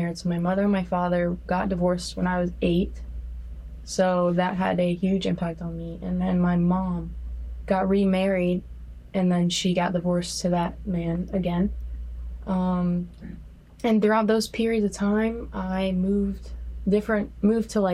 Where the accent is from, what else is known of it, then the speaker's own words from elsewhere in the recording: Denver, North Carolina, United States; moved away as an adult; also born or lived in Charlotte, North Carolina; I am from Denver, North Carolina. I was born in Charlotte, North Carolina, but I was born and raised in Denver